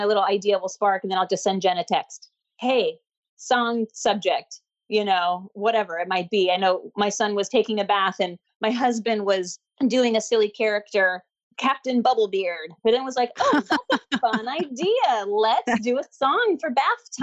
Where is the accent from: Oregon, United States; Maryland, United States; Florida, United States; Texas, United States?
Oregon, United States; Portland; I grew up in Oregon, up in Portland.